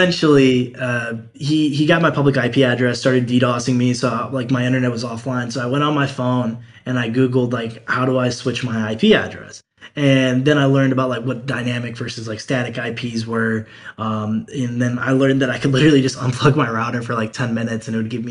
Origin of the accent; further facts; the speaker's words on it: Cleveland, Ohio, United States; I'm from Cleveland, Ohio